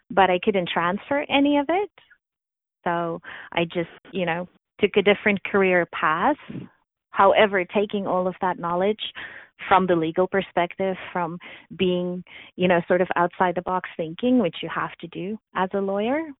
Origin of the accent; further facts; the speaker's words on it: South Africa; moved away as an adult; now in Canada; I was born and raised in South Africa, so I immigrated to Canada actually a month ago. It would be 16 years.